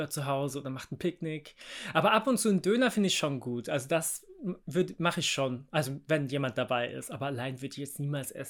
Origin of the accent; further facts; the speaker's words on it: Bavaria, Germany; Ich meine, ich bin ja auch im Haus groß geworden. Äh, Landkreis Starnberg hat, haben wir immer noch ein Haus, quasi Familie.